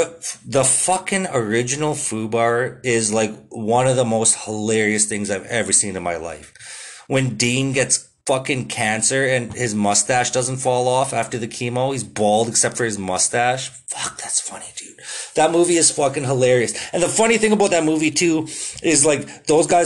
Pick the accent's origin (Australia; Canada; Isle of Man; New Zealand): Canada; I'm a Canadian